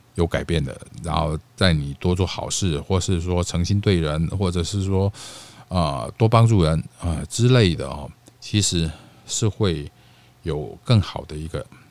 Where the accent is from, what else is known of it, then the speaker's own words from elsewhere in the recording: Taiwan; accent: Taiwanese Mandarin with mainland Putonghua influence; moved away; also born or lived in Mainland China; 我其实是地道的本省人， 啊， 不， 本省台湾人哦